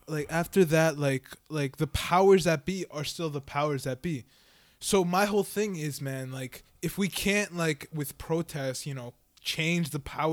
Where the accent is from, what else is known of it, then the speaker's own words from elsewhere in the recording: New York, United States; us New Yorkers